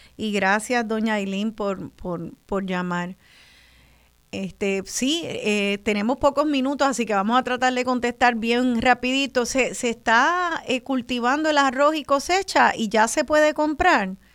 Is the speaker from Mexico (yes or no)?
no; Puerto Rico; orgullosa de ser boricua